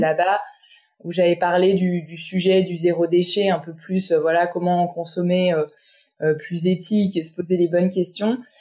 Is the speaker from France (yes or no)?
yes; France; je suis née, j'ai grandi en France